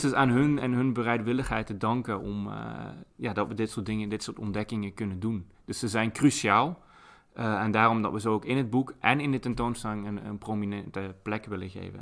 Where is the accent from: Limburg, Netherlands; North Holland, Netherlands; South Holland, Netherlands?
Limburg, Netherlands; moved away; ik kom zelf uit Limburg